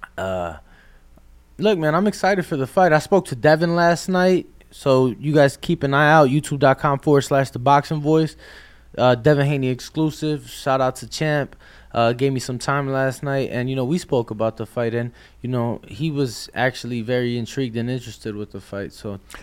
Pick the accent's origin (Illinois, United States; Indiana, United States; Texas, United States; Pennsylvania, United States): Illinois, United States; Chicago; I'm from Chicago, huge White Sox fan, Southside